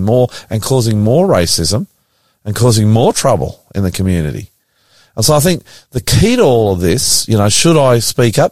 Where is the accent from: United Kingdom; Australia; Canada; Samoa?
Australia; I'm an Australian